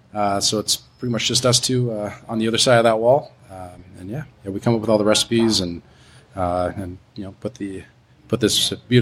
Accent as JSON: {"language": "English", "town": "Los Angeles", "region": "California", "country": "United States", "tie": "born or raised there", "said": "I grew up in Sylmar."}